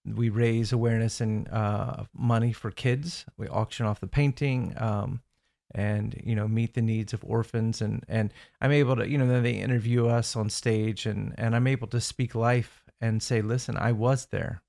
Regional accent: Indiana, United States; moved away as an adult; now in Orlando, United States; I grew up in Indiana as well

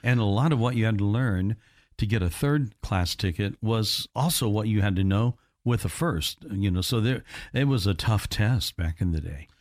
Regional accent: Evansville, Indiana, United States; also born or lived in Henderson, Kentucky; my hometown of Evansville

